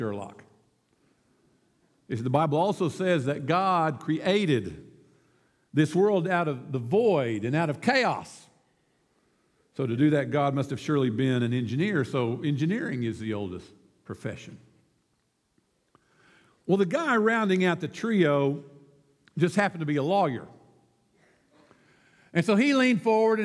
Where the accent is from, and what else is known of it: United States